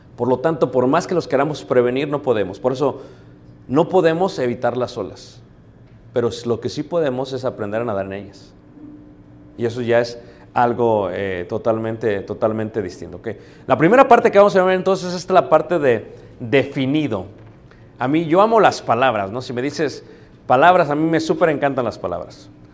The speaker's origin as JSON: {"language": "Spanish", "region": "Mexico City", "country": "Mexico", "said": "yo soy de Ciudad de México, mi esposa es de León, Guanajuato"}